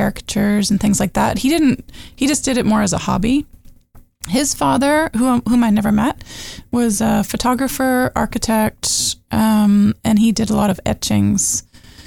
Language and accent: English; Toronto, Ontario, Canada; also born or lived in Peterborough, Ontario / Muskoka, Ontario; now in Almaguin Highlands, Canada; I grew up in Toronto in Peterborough.